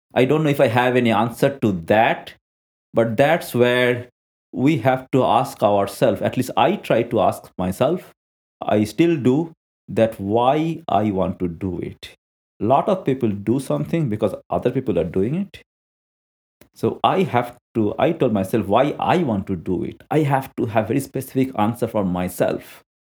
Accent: India; I'm an Indian national.

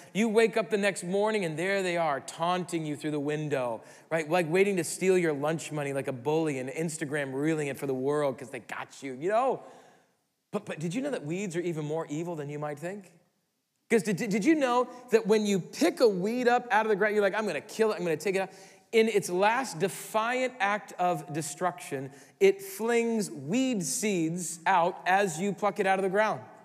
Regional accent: Midwest, United States; we're from the Midwest

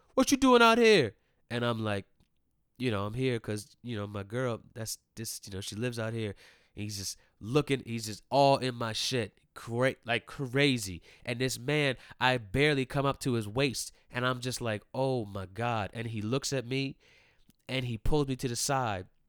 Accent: Maryland, United States; also born or lived in Ellicott City, Maryland; I grew up in Maryland

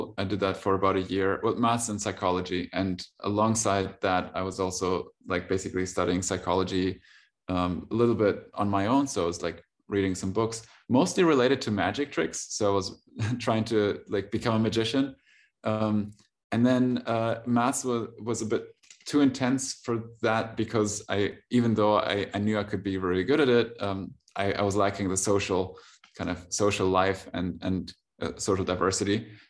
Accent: Germany; also born or lived in Russia; I'm from Russia. So I was born in Russia and moved to Germany when I was about six, and then went to school, uni, basically German socialized.

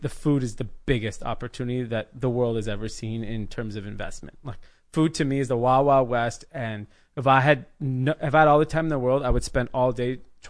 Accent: India; I'm not opposed to that. I'm from India. Like, you know, we know what that's like.

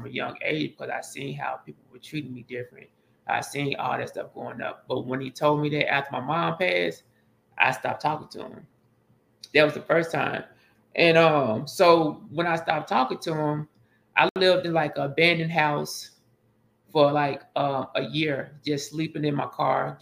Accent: Pine Bluff, Arkansas, United States; moved away as an adult; I'm from Pine Bluff, Arkansas

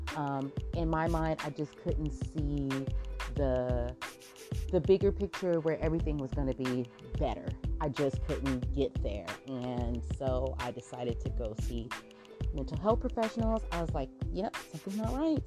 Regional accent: Southern California, United States; I'm from Southern California and that's where all the palm trees are in Southern California. You know, everybody wants to live over on the west side and wants to experience the beach and the palm trees. And so, yeah, I've lived here my whole entire life

